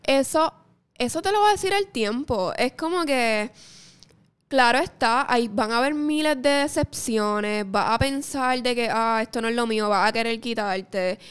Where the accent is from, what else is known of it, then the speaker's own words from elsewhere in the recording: Mayagüez, Puerto Rico; yo soy de Mayagüez, gente. Yo soy del oeste.